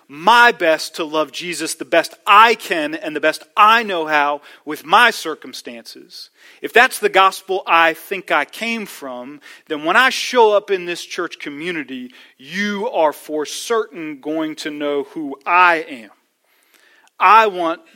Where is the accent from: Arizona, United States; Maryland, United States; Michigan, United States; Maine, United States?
Maryland, United States; D.C., Maryland side, United States; moved away; I grew up not here outside of Washington, D.C., on the Maryland side of D.C.